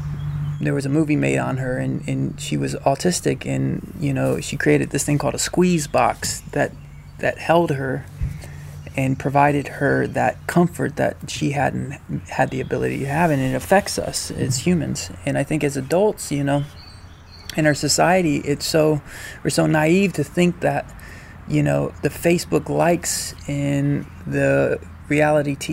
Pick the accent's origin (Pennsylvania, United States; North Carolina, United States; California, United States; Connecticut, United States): North Carolina, United States; Hendersonville; I grew up in Hendersonville, North Carolina